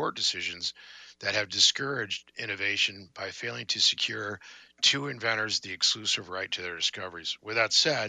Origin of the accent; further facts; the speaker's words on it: San Diego, California, United States; also born or lived in Mobile, Alabama; I'm from the South, but that would be San Diego.